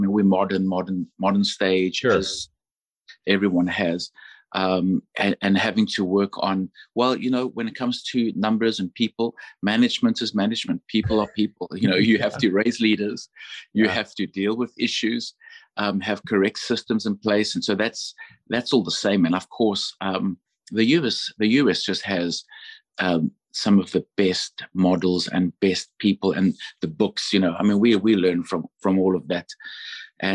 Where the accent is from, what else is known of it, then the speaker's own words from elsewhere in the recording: Johannesburg, Gauteng, South Africa; moved away as an adult; now in United States; I'm from Johannesburg, South Africa. And of course, my mom is British. She was born in the Congo to missionary parents.